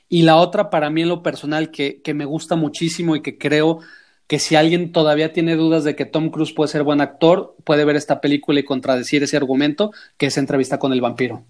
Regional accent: Guadalajara, Jalisco, Mexico; soy escritor de, de Guadalajara, México

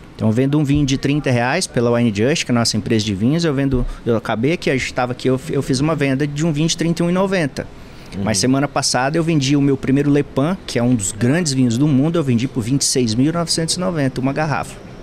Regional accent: Rondônia, Brazil; moved away; desde que morava em Rondônia

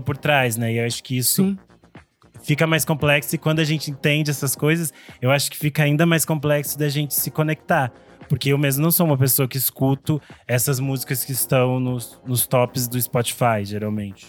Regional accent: interior of Rio Grande do Sul, Brazil; lá na minha cidade onde eu nasci no interior do Rio Grande do Sul, que é perto da Argentina.

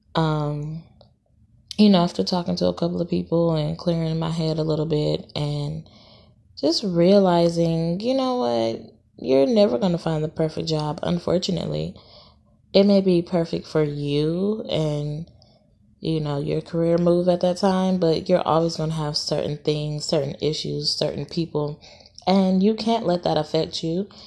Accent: Los Angeles, California, United States; also born or lived in Dallas, Texas / Atlanta, Georgia; now in Houston, United States; I'm from L A. I'm from California

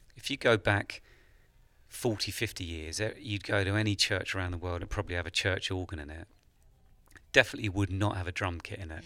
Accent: England, United Kingdom; as an Englishman traveling to America

